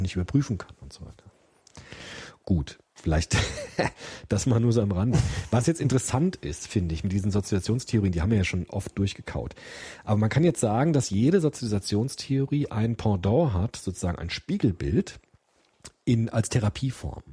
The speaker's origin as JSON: {"language": "German", "town": "Frankfurt", "region": "Hesse", "country": "Germany", "tie": "born or raised there", "said": "Frankfurt, mein Heimatdorf"}